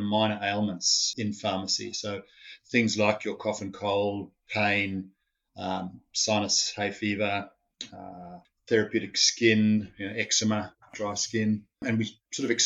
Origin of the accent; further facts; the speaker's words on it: Zimbabwe; moved away as an adult; also born or lived in South Africa / Sydney, Australia; now in Canberra, Australia; I was born in Zimbabwe and grew up there and went to school and then ended up at university